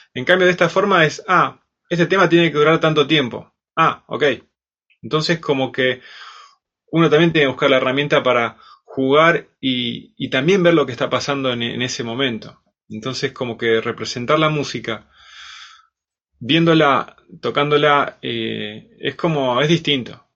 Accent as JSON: {"language": "Spanish", "town": "Bariloche", "region": "Río Negro", "country": "Argentina", "tie": "born or raised there", "said": "de Bariloche, nací acá. Y, bueno, también me empecé a, estudiar acá de pequeño, a los 5 años, música"}